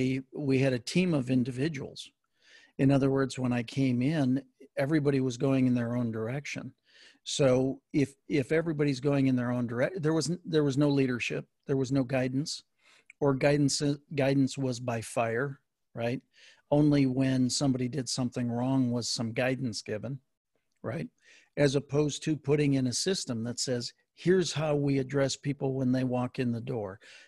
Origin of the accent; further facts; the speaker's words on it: Wisconsin, United States; I grew up in Wisconsin, and Vince Lombardi was there